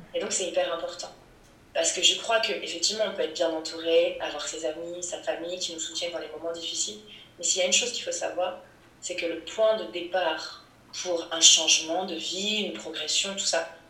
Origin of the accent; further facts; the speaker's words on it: Rennes, Brittany, France; à Rennes, dans ma ville natale, quand j'étais ado